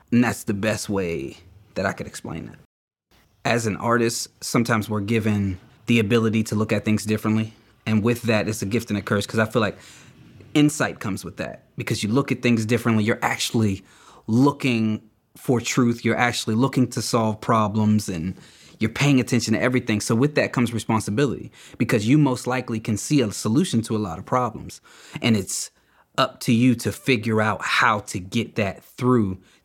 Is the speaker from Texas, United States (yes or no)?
no; Beaver Falls, Pennsylvania, United States; I'm from Beaver Falls, PA.